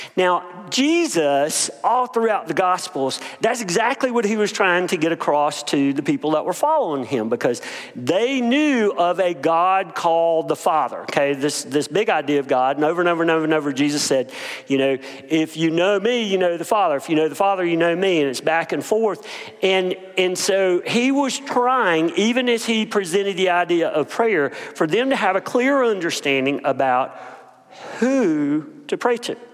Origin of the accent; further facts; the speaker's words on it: Bennettsville, South Carolina, United States; grew up in Bennettsville, South Carolina, a little bitty place.